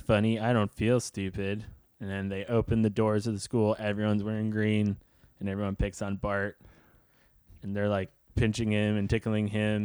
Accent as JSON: {"language": "English", "town": "New York City", "region": "New York", "country": "United States", "tie": "born or raised there", "said": "I had friends from all over, but mostly in, in the southern part of Brooklyn"}